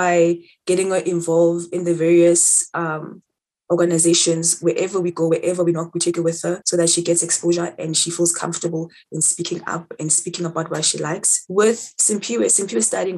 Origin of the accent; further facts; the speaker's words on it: Soweto, Gauteng, South Africa; I'm from Soweto. I currently live in Soweto